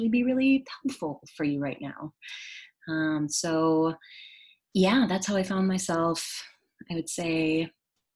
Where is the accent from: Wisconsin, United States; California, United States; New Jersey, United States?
Wisconsin, United States; I grew up in Wisconsin, here in the United States, from the Midwest, and I come from a very small town